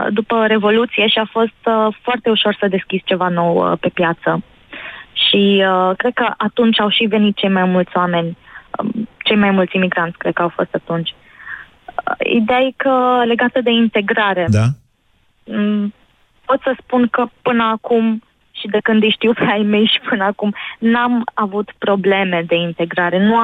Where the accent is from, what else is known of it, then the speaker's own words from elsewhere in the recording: Romania; also born or lived in Jordan; Am crescut în România, parțial am crescut în România. Am fost o mare parte um, ba în Iordania, o altă țară arabă.